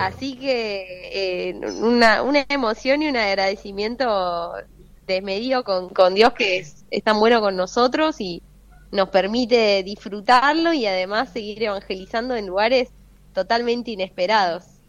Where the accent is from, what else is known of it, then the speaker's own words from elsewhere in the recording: Buenos Aires, Argentina; moved away as an adult; now in Franklin, United States; mi tierra